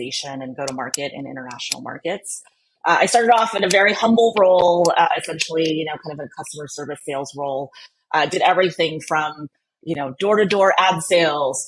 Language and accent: English; California, United States; also born or lived in Philippines; I grew up here in California, but was born in the Philippines, and so my family and I immigrated to the U.S. when I was 5